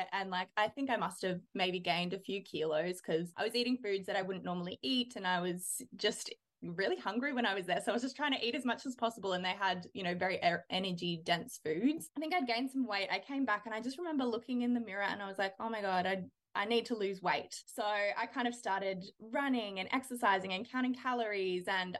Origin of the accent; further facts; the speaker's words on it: Melbourne, Victoria, Australia; moved away as an adult; now in Brisbane, Australia; Yeah, so I grew up in Melbourne. I lived there until I was about 22. And now I live in Brisbane, obviously in Australia.